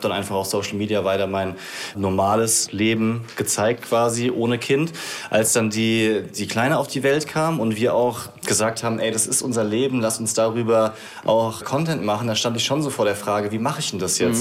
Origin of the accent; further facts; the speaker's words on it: Rhineland-Palatinate, Germany; ich habe dann halt zu meinen Wurzeln zurückgefunden, weil ich komme aus der Pfalz